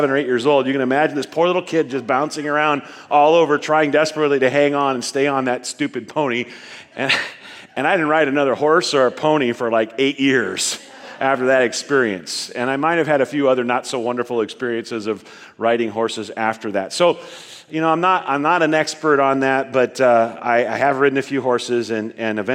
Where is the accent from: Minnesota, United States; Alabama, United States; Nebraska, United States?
Nebraska, United States; As a young person growing up in Nebraska, we were kind of the family that really liked storms